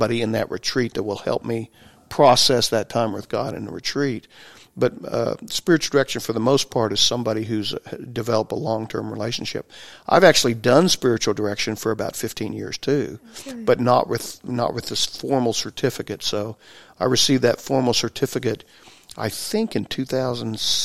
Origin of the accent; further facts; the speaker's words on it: Okeene, Oklahoma, United States; I'm actually from the Archdiocese of Oklahoma City. That's where I grew up in O'Keen